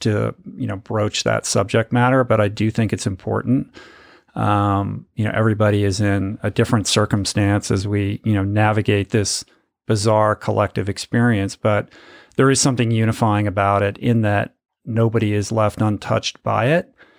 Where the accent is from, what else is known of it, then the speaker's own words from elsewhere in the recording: Washington, District of Columbia, United States; I grew up in Washington, D C, in the suburbs of Washington.